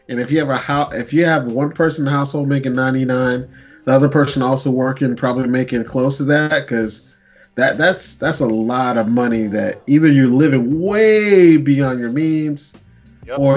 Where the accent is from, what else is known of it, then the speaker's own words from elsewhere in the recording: Canada; I, speak French. Yes, I am Canadian.